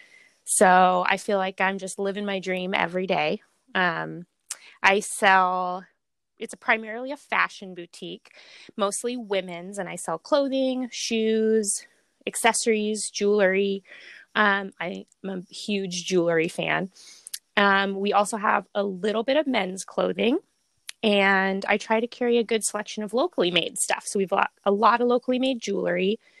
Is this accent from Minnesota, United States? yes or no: no; Bellingham, Washington, United States; born or raised there; also born or lived in Portland, Oregon